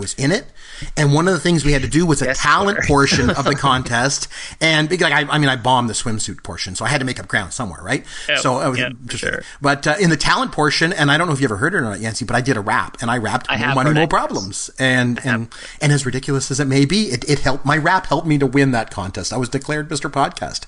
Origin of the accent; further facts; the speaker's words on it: Port Elgin, Ontario, Canada; moved away; we decided to go back to my hometown. I'm from a town in Ontario called Port Elgin